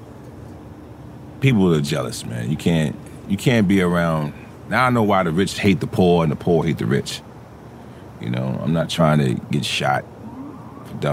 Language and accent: English; New York City, New York, United States; I grew up in the Jecks